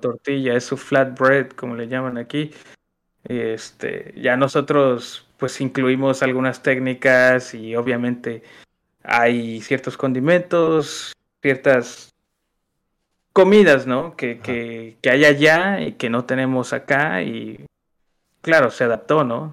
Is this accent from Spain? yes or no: no; Xalapa, Veracruz, Mexico; tú y yo somos de Jalapa, así es que sabemos lo que hay en Jalapa, en Veracruz